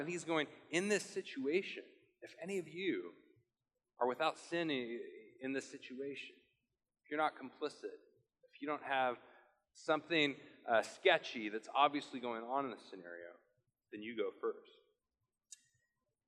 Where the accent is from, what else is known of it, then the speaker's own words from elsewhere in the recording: Portland, United States; I'm from Portland